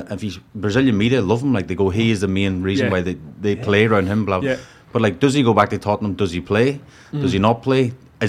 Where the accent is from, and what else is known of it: Ireland